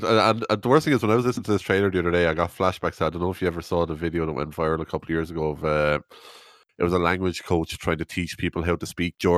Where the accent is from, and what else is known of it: Ireland